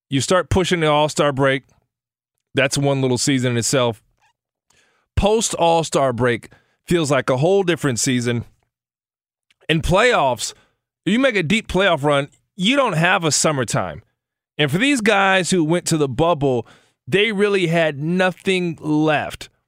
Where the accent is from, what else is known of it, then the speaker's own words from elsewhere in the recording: Chicago, Illinois, United States; I'm from Chicago.